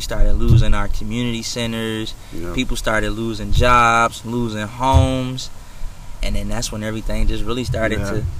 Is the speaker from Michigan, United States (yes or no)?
yes; Pontiac, Michigan, United States; Growing up in Pontiac, for me, it started off, like, real good.